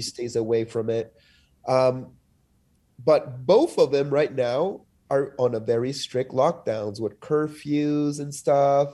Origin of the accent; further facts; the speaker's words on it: Lima, Peru; also born or lived in Montreal, Canada / Denver, United States; now in United States; I'm from Lima, which is also a, a city pl-, placed on a sandy desert.